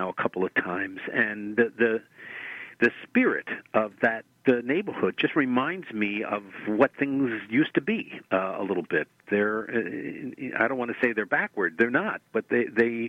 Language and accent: English; New York City, New York, United States; moved away as an adult; now in Pittsburgh, United States; I was born and raised in Brooklyn